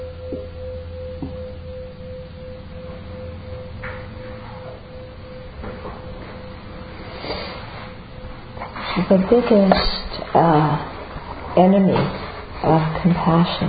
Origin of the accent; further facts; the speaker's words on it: United States; I'm American